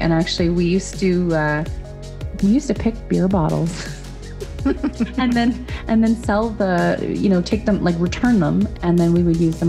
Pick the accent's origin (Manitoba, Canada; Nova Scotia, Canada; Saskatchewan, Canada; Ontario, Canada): Manitoba, Canada; Dauphin; I love playing my hometown of Dauphin